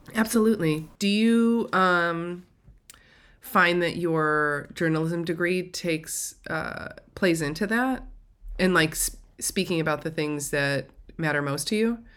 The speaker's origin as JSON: {"language": "English", "area": "an hour outside Chicago", "region": "Indiana", "country": "United States", "tie": "born or raised there", "said": "I grew up an hour outside of Chicago, but in, inside of Indiana"}